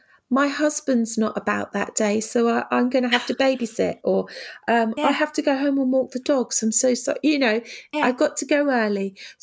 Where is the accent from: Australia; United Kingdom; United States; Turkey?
United Kingdom; Oh, yeah. And we're so British as